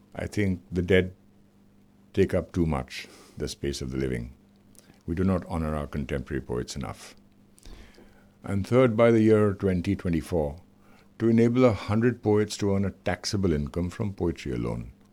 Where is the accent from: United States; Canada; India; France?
India; I am visiting from India, where there are a thousand shades of human skin